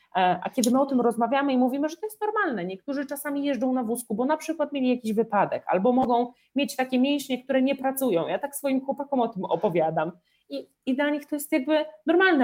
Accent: Podlaskie Voivodeship, Poland; ja jestem z małej miejscowości, ja pochodzę z Podlasia

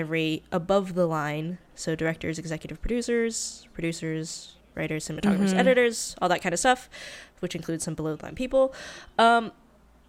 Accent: North Carolina, United States; moved away as an adult; also born or lived in Hong Kong; now in Los Angeles, United States; Have lived in the North Carolinian South for much of my life

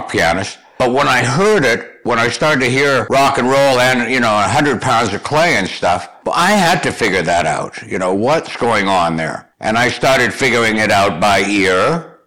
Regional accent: Thunder Bay, Ontario, Canada; also born or lived in Toronto; now in United States; I was born in Toronto, raised in Thunder Bay, Ontario, Canada

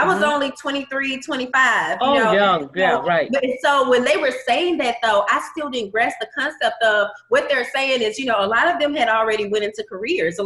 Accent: McComb, Mississippi, United States; moved away as an adult; now in Baton Rouge, United States; I'm not originally from Baton Rouge. I'm originally from Macomb, Mississippi

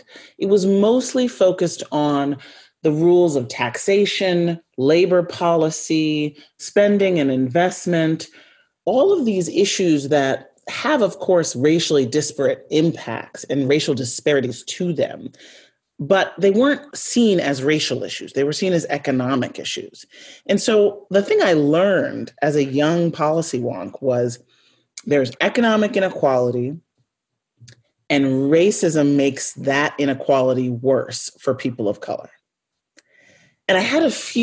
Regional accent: United States; growing up as an American child

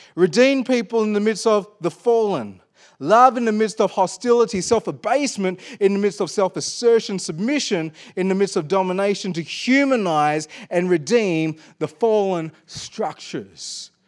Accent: Perth, Western Australia, Australia; I was born in Perth, Western Australia

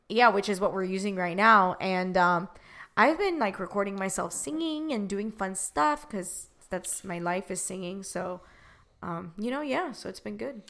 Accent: Miami, Florida, United States; I'm originally from Miami, Florida

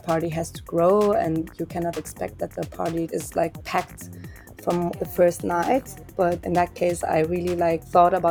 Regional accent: Augsburg, Bavaria, Germany; born or raised there

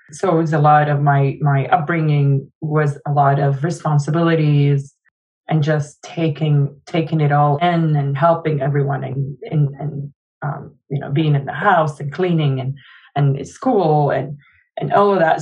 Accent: Jordan; now in United States; I was born in Jordan

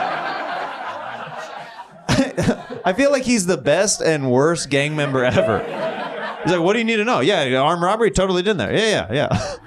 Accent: Kansas, United States; I grew up very religious, and I grew up in Kansas

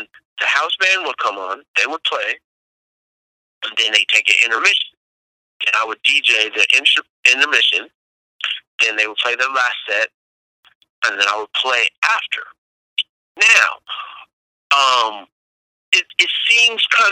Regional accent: Berkeley, California, United States; I'm from Berkeley, California.

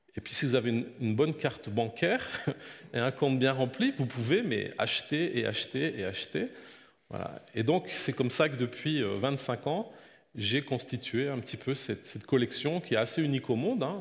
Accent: Belgium; je suis né en Belgique, euh, j'ai grandi, je suis fils de pasteur

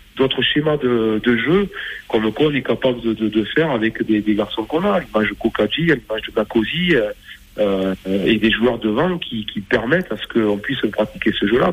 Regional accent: Bergerac, Nouvelle-Aquitaine, France; moved away as an adult; also born or lived in Castres; je suis revenu, moi, dans ma région natale, donc à Bergerac

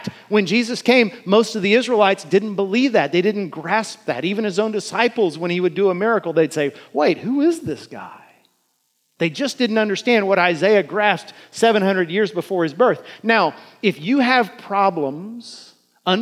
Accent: United States; As American Christians

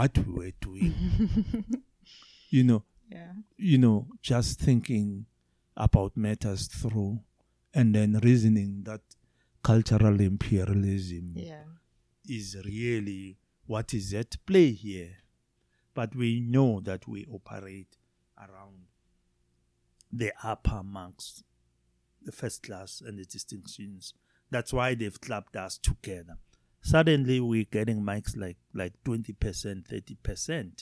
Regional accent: South Africa; first language Zulu; English is a second language

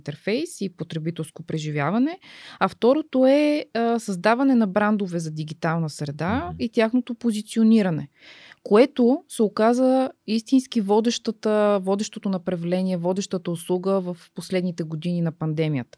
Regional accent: Bulgaria; обичам тази държава, обичам хората, обичам планините, обичам всичките недостатъци, които, които имаме ние българите

